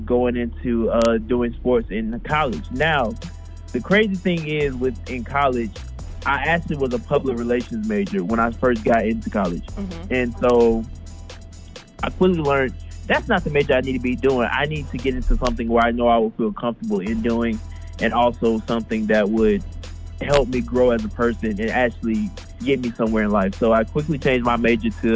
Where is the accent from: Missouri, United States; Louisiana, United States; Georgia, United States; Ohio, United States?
Georgia, United States; Jonesboro; I'm from Jonesboro, Georgia.